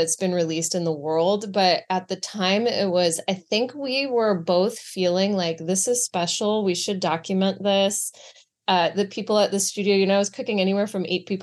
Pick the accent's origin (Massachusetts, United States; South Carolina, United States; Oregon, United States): Massachusetts, United States; Boston; moved away as an adult; also born or lived in Greece; now in New York, United States; I grew up in Boston. My mother's Greek. My dad's from Ohio. And I lived in Greece when I was little, and I would spend all of my summers there